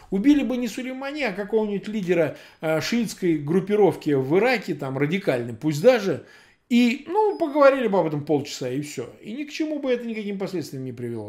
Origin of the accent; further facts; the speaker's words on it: Samara, Samara Oblast, Russia; moved away; я вырос просто в Самаре